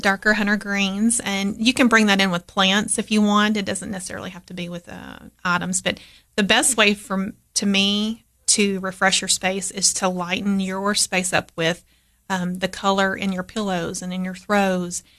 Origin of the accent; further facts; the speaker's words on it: Crossville, Tennessee, United States; also born or lived in Cookeville, Tennessee; I grew up in Crossville, which is, you know, next door to Putnam County